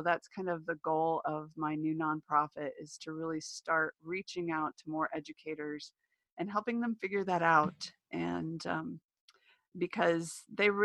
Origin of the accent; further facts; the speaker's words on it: New Mexico, United States; I'm from New Mexico